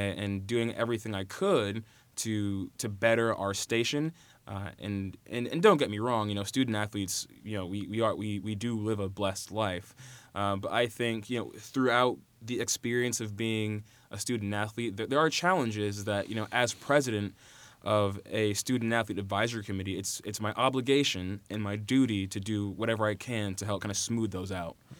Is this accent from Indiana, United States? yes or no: yes; Carmel, Indiana, United States; I was raised in Carmel, Indiana